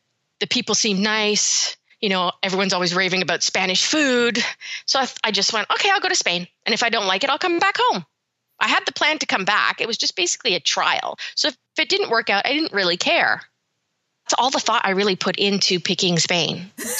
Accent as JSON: {"language": "English", "town": "Birmingham", "region": "West Midlands", "country": "United Kingdom", "tie": "born there", "also_born_or_lived": "Canada", "said": "I had been there many times because I was born in Birmingham, but I had a lot of relatives that were living in London."}